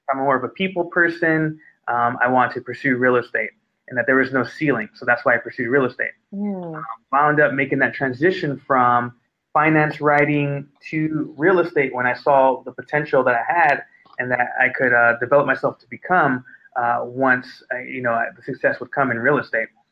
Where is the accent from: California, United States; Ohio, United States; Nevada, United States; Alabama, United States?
California, United States; Inglewood; I come from Inglewood, California